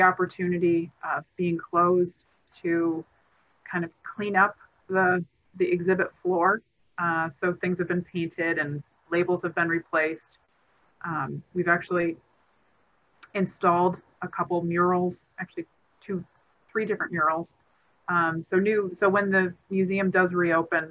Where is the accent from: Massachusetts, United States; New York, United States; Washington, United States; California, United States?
New York, United States; Elmira; I grew up in Elmira, New York